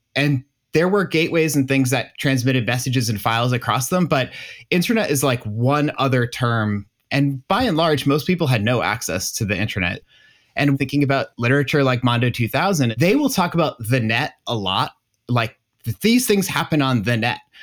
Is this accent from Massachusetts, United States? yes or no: yes; Massachusetts, United States; I grew up in Massachusetts